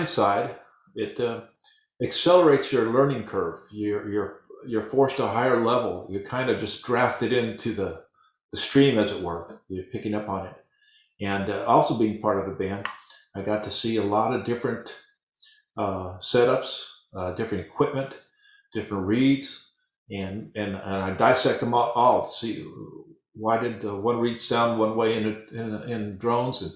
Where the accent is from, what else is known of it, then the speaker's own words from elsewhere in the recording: El Paso, Texas, United States; as a youngster growing up in El Paso, Texas